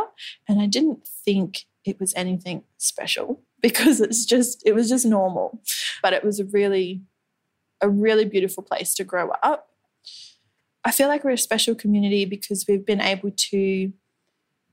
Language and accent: English; Cleveland, Queensland, Australia; also born or lived in North Stradbroke Island; I grew up on country in Cleveland, just southeast of Brisbane